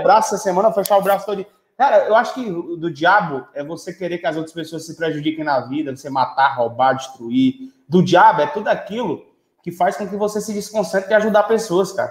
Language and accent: Portuguese; Quixadá, Ceará, Brazil; moved away; Eu sou de Quixadá, no Ceará